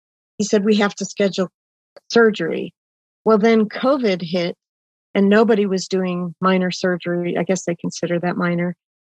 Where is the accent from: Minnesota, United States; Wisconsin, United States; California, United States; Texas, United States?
Wisconsin, United States; Oshkosh; Well, and I grew up in Wisconsin. I was born in Oshkosh, Wisconsin